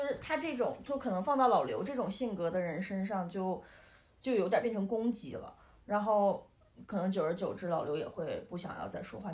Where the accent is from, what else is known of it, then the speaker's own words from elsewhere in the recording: Northeast China, China; 我是东北人